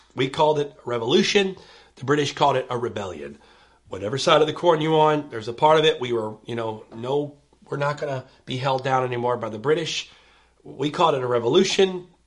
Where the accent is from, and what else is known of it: United States